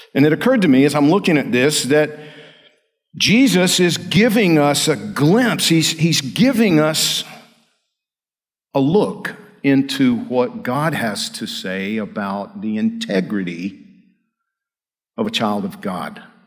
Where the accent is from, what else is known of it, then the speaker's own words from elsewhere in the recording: Georgia, United States; I'm from Georgia